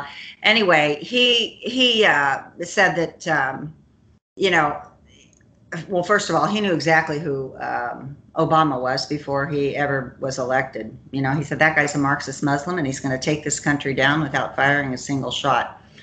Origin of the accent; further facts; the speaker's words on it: Kansas, United States; We're from Kansas.